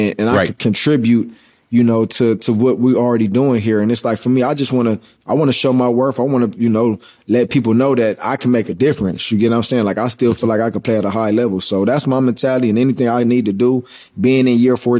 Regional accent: Los Angeles, California, United States; moved away as an adult; also born or lived in Philadelphia / Washington / Tampa Bay; winning a Super Bowl in my hometown, coming back to where I'm born and raised, where I played Pop Warner ball, where, you know, everything about me is Los Angeles.

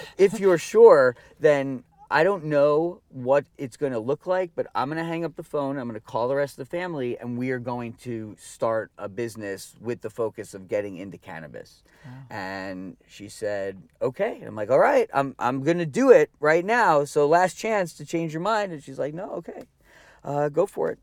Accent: New Jersey, United States; i grew up in you know in jersey in like the 80s and the early 90s

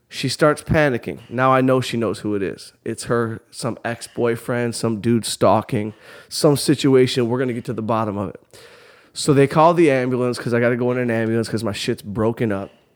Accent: Southfield, Michigan, United States; I'm from outside Detroit, Southfield, Michigan. Grew up in a good little neighborhood

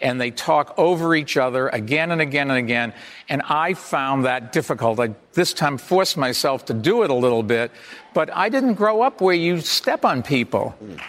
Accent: Massachusetts, United States; now in New York City, United States; I come from Massachusetts where there are no Republicans, so I was a Democrat there for sure. I moved to New York City where there are no Republicans, so I was a Democrat there.

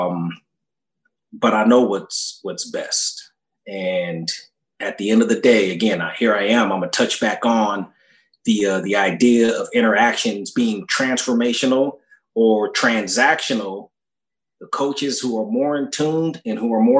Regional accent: Orange County, California, United States; also born or lived in Fullerton / Carson; I grew up playing in Orange County

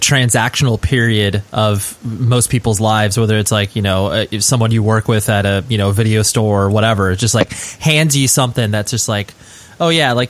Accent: Southern California, United States; I'm from Southern California

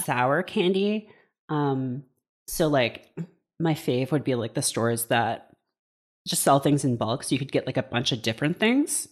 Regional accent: Hamilton, Ontario, Canada; my hometown of Hamilton, Ontario

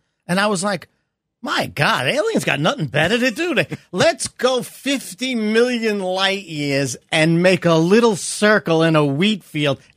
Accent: New York City, New York, United States; growing up in Brooklyn.

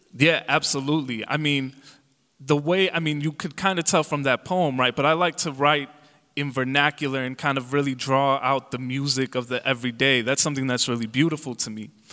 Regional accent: Calumet City, Illinois, United States; born or raised there; English is a second language

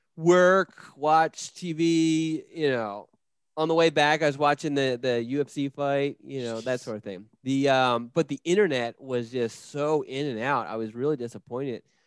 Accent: Philadelphia, Pennsylvania, United States; moved away as an adult; I grew up in Northeast Philadelphia, the Frankfort neighborhood of Philadelphia

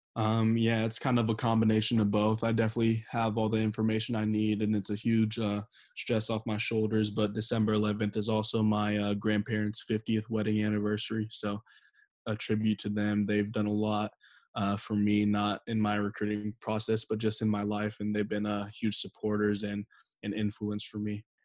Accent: Steilacoom, Washington, United States; my hometown

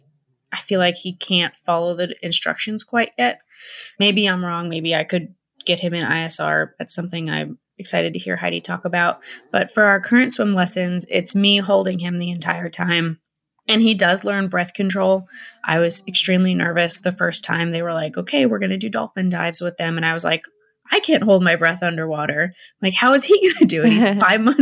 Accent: northern Florida, United States; now in Springfield, United States; I grew up in Florida, in northern Florida

